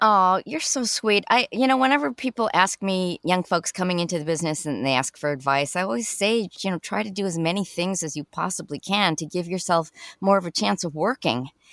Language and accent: English; Chicago, Illinois, United States; moved away; I'm from Chicago. Originally